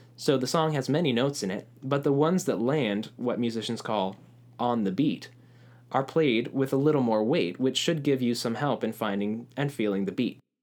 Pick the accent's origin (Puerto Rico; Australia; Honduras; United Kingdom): Puerto Rico; growing up in Puerto Rico